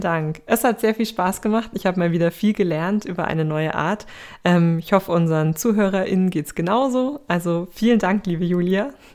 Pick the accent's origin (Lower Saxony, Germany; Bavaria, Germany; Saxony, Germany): Bavaria, Germany; bei uns in Bayern